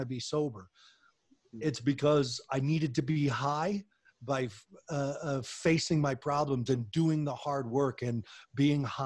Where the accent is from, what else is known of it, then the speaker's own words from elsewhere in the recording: Longmont, Colorado, United States; I grew up in Longmont, Colorado